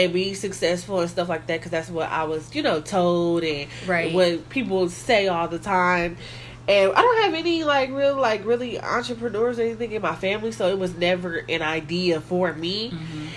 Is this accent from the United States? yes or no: yes; Kansas City, Kansas, United States; I am from Kansas City, Kansas